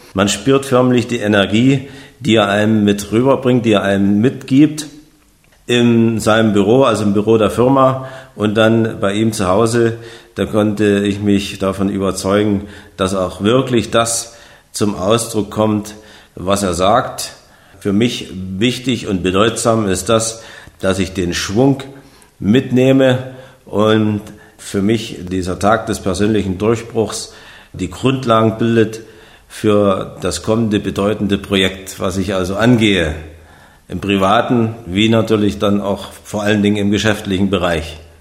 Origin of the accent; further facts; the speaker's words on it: Saxony, Germany; ich komme aus Sachsen